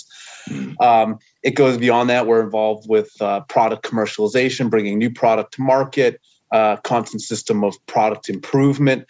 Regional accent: Salem, New Hampshire, United States; moved away as an adult; also born or lived in California; I grew up in a little town in southern New Hampshire called Salem, just about 40 minutes north of Boston

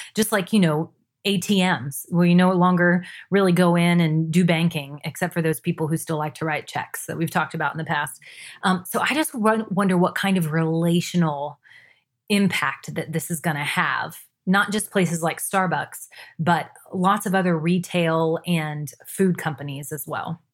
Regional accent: Jacksonville, Florida, United States; now in Washington, D.C., United States; my hometown of Jacksonville, Florida

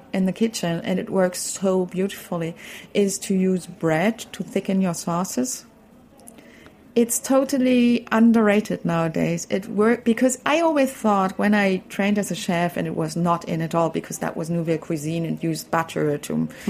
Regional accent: Berlin, Germany; I grew up in Berlin.

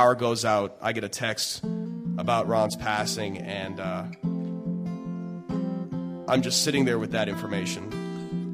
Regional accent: Newfoundland and Labrador, Canada; I'm from Newfoundland

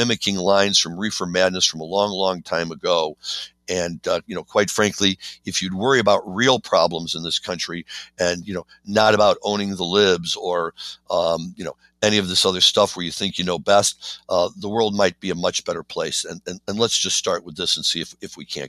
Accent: Missouri, United States; now in Chicago, United States; I'm not often proud to say I'm from Missouri

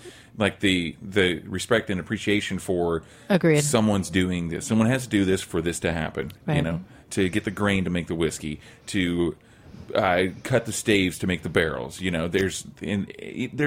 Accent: Oklahoma, United States; now in New York City, United States; growing up in Oklahoma, there was I tried hard, really hard, and I kind of succeeded for a little while to stop saying y'all. And then when I moved to New York City

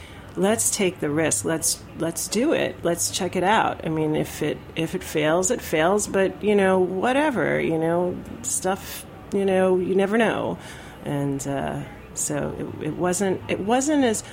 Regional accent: New York City, New York, United States; I grew up in New York and in Queens and Kew Gardens

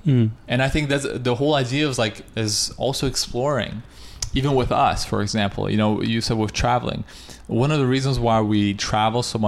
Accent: Russia; also born or lived in Canada; now in United States; I'm from Russia

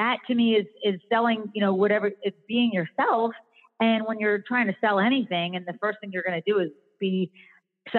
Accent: Philadelphia, Pennsylvania, United States; now in North Carolina, United States; I grew up in Philadelphia

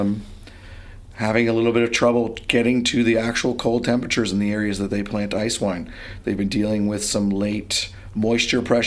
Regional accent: Ontario, Canada; being Canadian

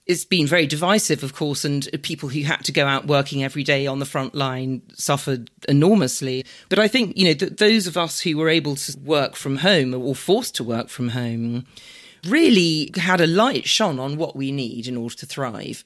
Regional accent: London, United Kingdom; I'm, I'm a Londoner. I was born and bred in London.

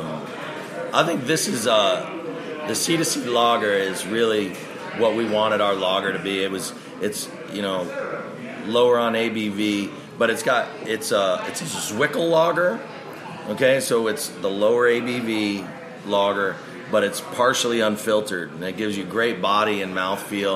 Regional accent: New York, United States; moved away; I was born in New York and I have friends here

